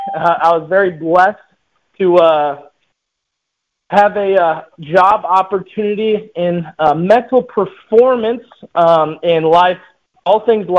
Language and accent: English; Chicago, Illinois, United States; playing in my hometown, playing in front of my friends, my mom and dad, my family